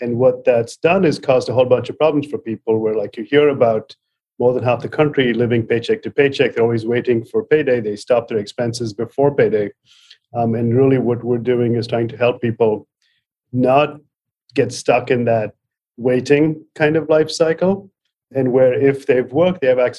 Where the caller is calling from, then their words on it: Palo Alto, California, United States; From Palo Alto.